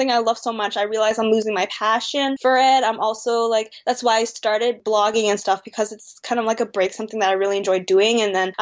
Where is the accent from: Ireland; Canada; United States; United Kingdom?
Canada; also born or lived in Vancouver, British Columbia; I'm Canadian-born Chinese. I do not speak any Chinese whatsoever